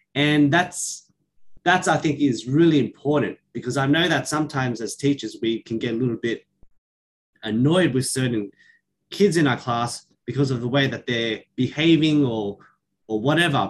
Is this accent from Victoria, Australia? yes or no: no; Sydney, New South Wales, Australia; raised here in Sydney, in particular Western Sydney.